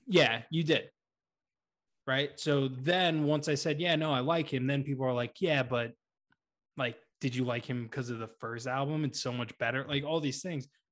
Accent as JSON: {"language": "English", "town": "Boston", "region": "Massachusetts", "country": "United States", "accent": "Boston", "said": "my Boston accent"}